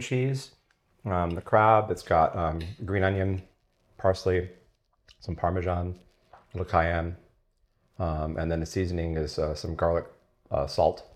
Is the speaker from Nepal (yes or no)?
no; San Diego, California, United States; I grew up in La Jolla.